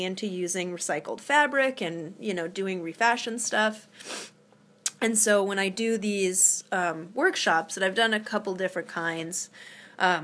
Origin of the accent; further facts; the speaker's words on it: Topanga, California, United States; now in Massachusetts, United States; I grew up in Topanga Canyon